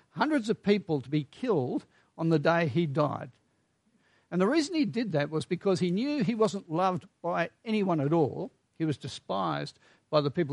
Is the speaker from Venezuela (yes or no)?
no; Australia; We are Australian after all